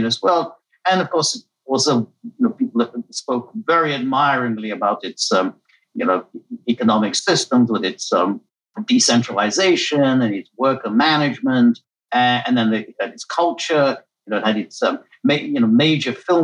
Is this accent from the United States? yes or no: no; United Kingdom; also born or lived in Hungary; I grew up in the United Kingdom